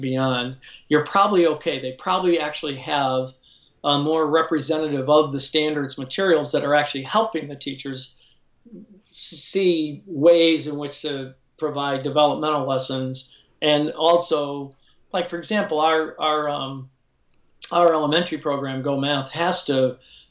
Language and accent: English; Chicago, Illinois, United States; now in Lodi, United States; I'm from Chicago, but we live in Northern California now in a small town called Lodi, California